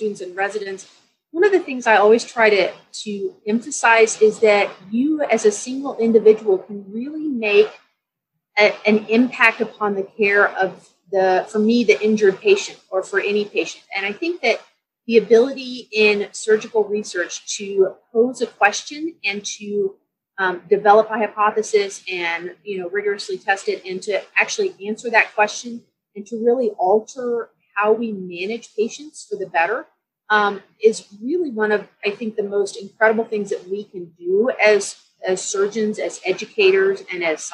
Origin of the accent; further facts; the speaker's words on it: San Antonio, Texas, United States; moved away as an adult; also born or lived in Dallas, Texas; now in Denver, United States; So I grew up in Texas. I grew up in San Antonio.